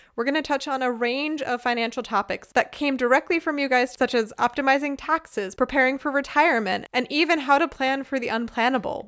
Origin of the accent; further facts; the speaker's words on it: Northeast, United States; now in Germany; I grew up in the Northeast